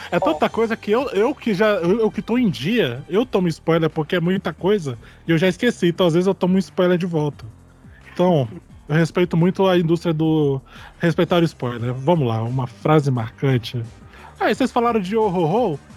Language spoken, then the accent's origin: Portuguese; Porto Velho, Rondônia, Brazil; now in Campo Grande, Brazil; eu tenho 26 anos. É, eu sou de Porto Velho, Rondônia. É, e moro aqui em Campo Grande mesmo